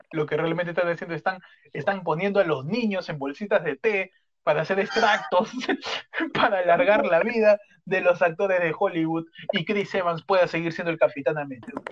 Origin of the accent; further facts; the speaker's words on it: Peru; mañana que soy bien peruano.